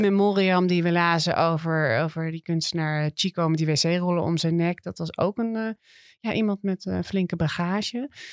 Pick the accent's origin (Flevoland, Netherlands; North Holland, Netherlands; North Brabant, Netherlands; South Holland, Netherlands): North Holland, Netherlands; Amsterdam; als Amsterdammers